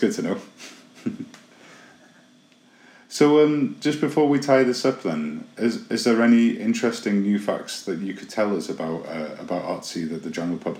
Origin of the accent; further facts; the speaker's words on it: Llandudno, Wales, United Kingdom; There's actually an ancient copper mine on the mountain I grew up on in on the Great Orme Llandudno